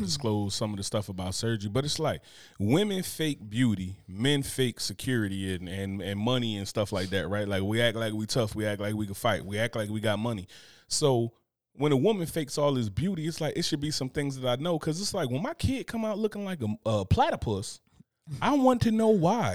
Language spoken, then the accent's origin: English; Newark, New Jersey, United States; I'm from Newark